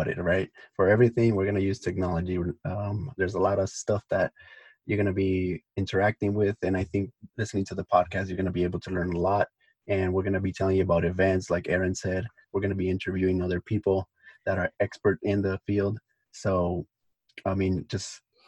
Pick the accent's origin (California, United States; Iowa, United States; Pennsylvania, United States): California, United States; Los Angeles; also born or lived in Mexico; I'm from Los Angeles, grew up in El Sereno. I was born in Mexico, but grew up here when I came here when I was 10.